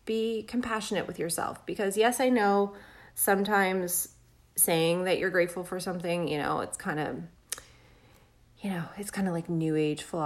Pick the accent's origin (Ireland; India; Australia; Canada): Canada; I'm Canadian